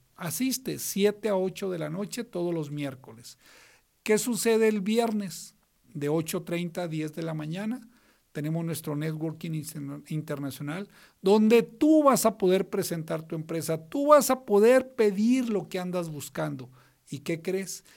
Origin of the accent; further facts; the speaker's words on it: northern Mexico, Mexico; somos norteños los dos